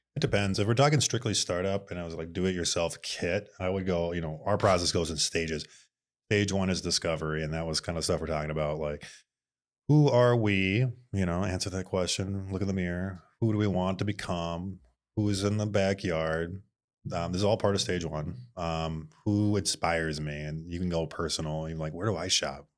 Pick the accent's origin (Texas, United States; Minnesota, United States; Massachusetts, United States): Minnesota, United States; Bloomington; also born or lived in Moorhead, Minnesota / Fargo; I am from Mall of Americaville, A K A Bloomington, Minnesota